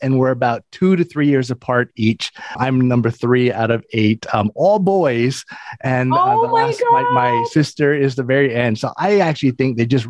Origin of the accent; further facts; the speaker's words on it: Hawaii, United States; moved away; I'm from Hawaii, originally born and raised in Hawaii, started my investing career out there.